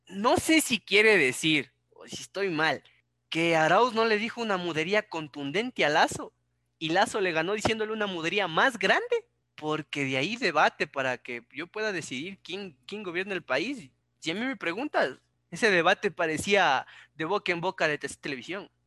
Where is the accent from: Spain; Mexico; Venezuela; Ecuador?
Ecuador; para mí como ecuatoriano